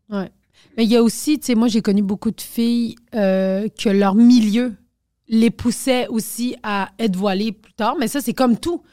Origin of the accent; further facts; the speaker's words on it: Quebec, Canada; je suis née au Québec genre je suis juste pas bonne en français